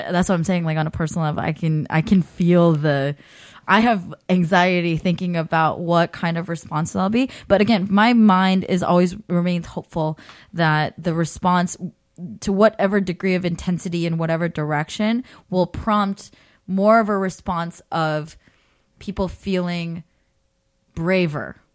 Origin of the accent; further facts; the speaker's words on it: California, United States; I'm from the Bay.